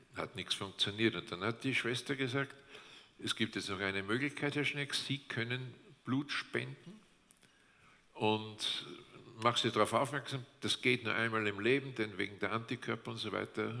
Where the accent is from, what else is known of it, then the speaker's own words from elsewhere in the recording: Austria; bei uns in Österreich